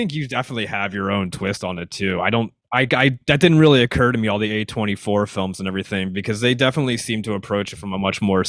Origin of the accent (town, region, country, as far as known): Philadelphia, Pennsylvania, United States